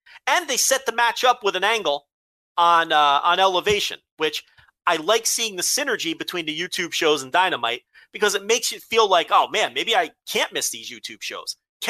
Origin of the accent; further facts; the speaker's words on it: Melbourne, Victoria, Australia; I am from Melbourne. I tried to be exotic with the Brisbane.